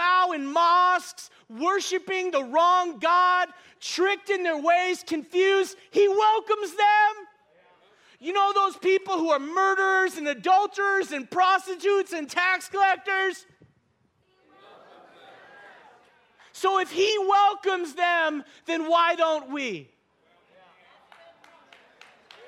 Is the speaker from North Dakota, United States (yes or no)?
yes; North Dakota, United States; moved away; I'm from North Dakota.